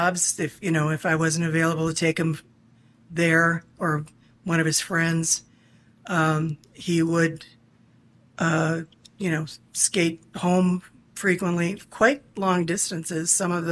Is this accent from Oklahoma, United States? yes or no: no; Kenosha, Wisconsin, United States; now in Kenosha, United States; I was born in Kenosha, I moved away, came back in 2011